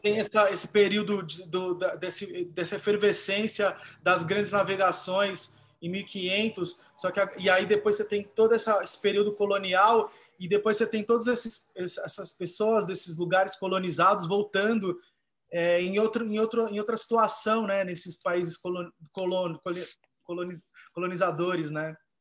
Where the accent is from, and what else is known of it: Brazil; born or raised there